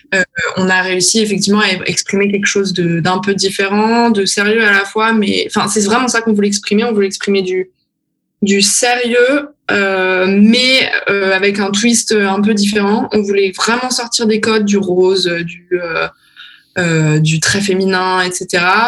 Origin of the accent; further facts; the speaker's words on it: France; moved away as an adult; now in Berlin, Germany; je suis française